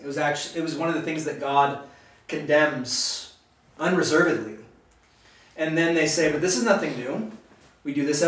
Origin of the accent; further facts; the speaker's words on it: United States; I love being an American. I love living in this country